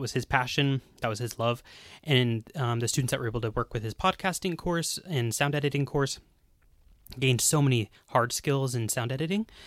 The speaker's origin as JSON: {"language": "English", "country": "United States", "moved": "as an adult", "lives_now": "Bulgaria", "said": "I'm an American, um, student full-time."}